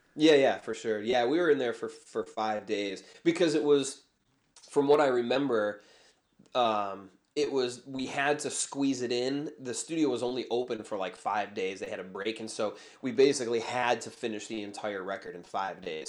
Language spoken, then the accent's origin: English; Chicago, Illinois, United States; I was born in Chicago. I've, I've lived here pretty much my whole life